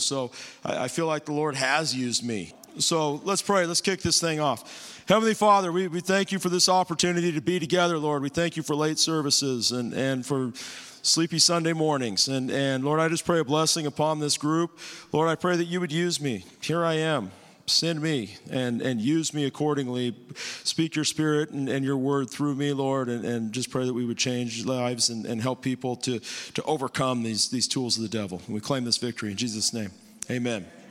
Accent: Bakersfield, California, United States; moved away; Myself, my wife, we're, we're from Bakersfield.

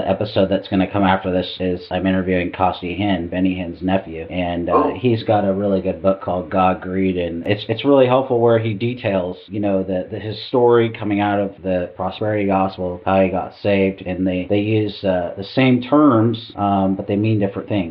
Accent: Seattle, Washington, United States; growing up in Seattle

